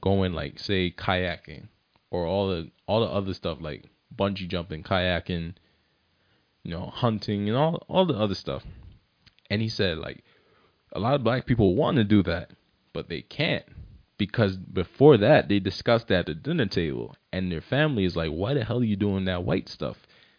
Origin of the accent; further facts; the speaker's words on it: Barbados; like, I'm from Barbados and I don't like soca that much.